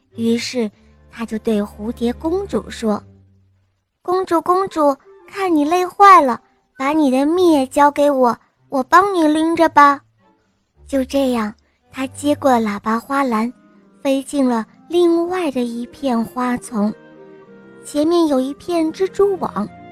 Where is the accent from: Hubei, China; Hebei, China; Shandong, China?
Shandong, China; Qingdao; 我六岁了，我来自青岛